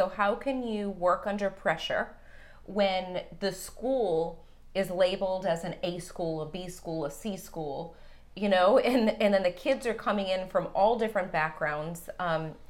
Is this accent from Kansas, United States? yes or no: no; Boston, Massachusetts, United States; moved away as an adult; also born or lived in Tampa; I am from Boston